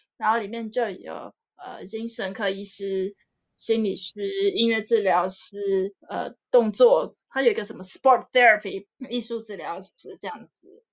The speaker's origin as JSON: {"language": "Chinese", "country": "Taiwan", "also_born_or_lived": "United States", "moved": "as an adult", "lives_now": "Germany", "said": "因为呢，台湾没有这样的学校嘛，然后也比较少有资源可以学到这方面的资讯，所以我就出国学啦。美国那边的老师呢，他认识我德国这边的老师"}